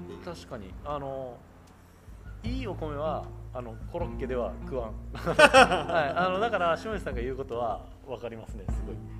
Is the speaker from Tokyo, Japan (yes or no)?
no; Osaka, Japan; 僕、大阪が出身